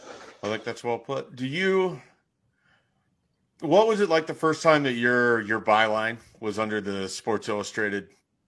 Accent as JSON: {"language": "English", "town": "Columbus", "region": "Ohio", "country": "United States", "tie": "born or raised there", "said": "it's like way more common than I would have known when I was a kid growing up in Columbus"}